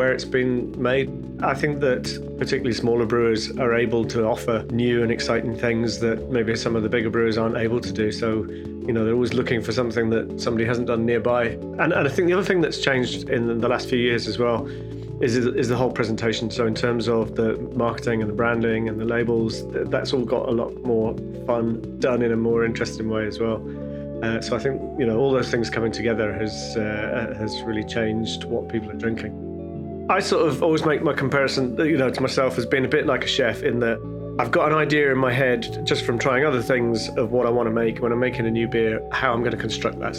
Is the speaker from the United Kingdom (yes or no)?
yes; Wolverhampton, West Midlands, United Kingdom; moved away as an adult; now in Edinburgh, United Kingdom; I got a job in a brewery in my hometown of Wolverhampton back then